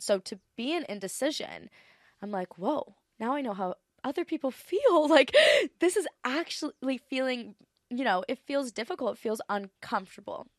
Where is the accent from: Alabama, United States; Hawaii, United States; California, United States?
Hawaii, United States; Maui; moved away; also born or lived in Los Angeles / Australia; I feel like Maui's my hometown.